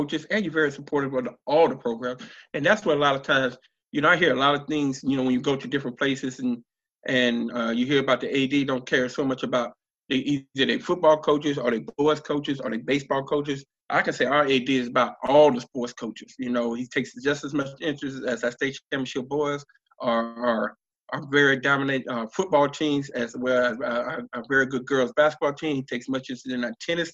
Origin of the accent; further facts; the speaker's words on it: Columbia, South Carolina, United States; also born or lived in California / Virginia; I'm from Columbia, South Carolina. I played high school ball at Keenan High School